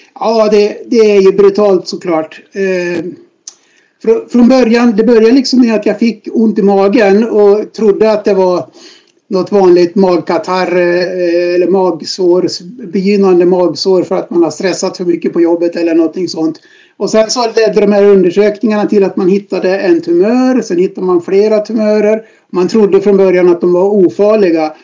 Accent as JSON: {"language": "Swedish", "region": "Dalarna County", "country": "Sweden", "tie": "born or raised there", "moved": "as an adult", "lives_now": "Stockholm, Sweden", "said": "född och uppvuxen i Dalarna, ute på landet i en eh, liten by i Sverige"}